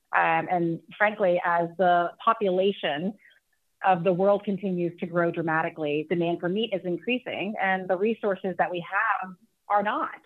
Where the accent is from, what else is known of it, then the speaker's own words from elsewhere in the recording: Texas, United States; I am from Texas